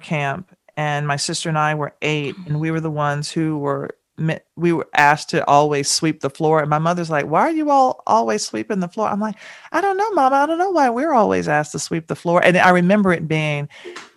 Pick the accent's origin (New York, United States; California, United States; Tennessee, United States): Tennessee, United States; Nashville; growing up in Nashville